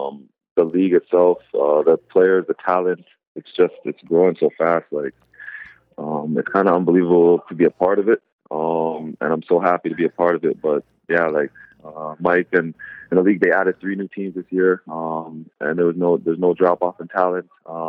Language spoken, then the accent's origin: English; Canada; born there; My mom's actually from Jamaica. I have a lot of family in Jamaica, and I was born in Canada.